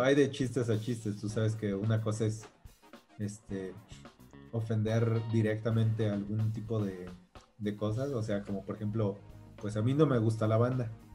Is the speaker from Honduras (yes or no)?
no; Michoacán, Mexico; yo soy de Michoacán